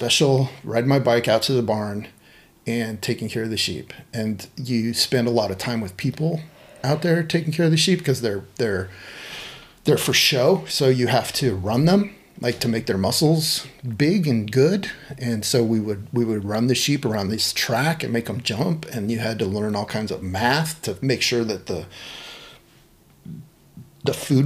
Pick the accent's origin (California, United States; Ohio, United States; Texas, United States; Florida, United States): California, United States; Dixon; now in Portland, United States; I was in 4-H because I grew up in Dixon